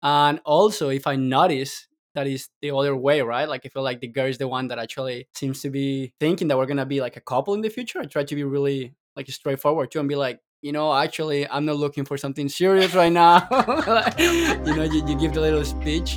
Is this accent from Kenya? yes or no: no; Colombia; I'm from Colombia